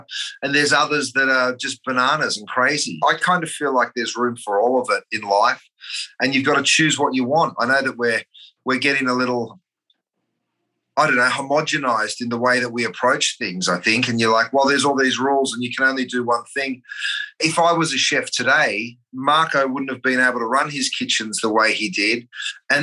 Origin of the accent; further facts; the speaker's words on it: Australia; moved away; being an Aussie